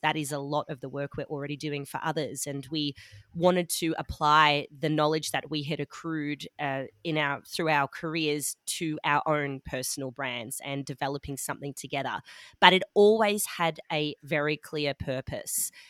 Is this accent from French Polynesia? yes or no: no; Melbourne, Victoria, Australia; moved away as an adult; also born or lived in Sydney / London / Dusseldorf; now in Munich, Germany; I'm from Melbourne, Australia, um, but I've also lived in a few other places, Sydney, London, Dusseldorf as well.